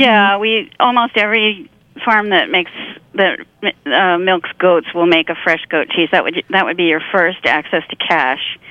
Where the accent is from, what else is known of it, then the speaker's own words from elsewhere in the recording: rural Pennsylvania, United States; also born or lived in Chester County, Pennsylvania; grew up in rural Pennsylvania